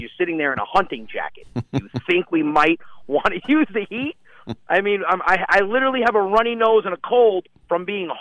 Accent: New Rochelle, New York, United States; I grew up in New Rochelle

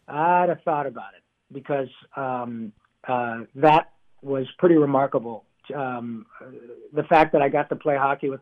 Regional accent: Livonia, Michigan, United States; where I grew up in Livonia.

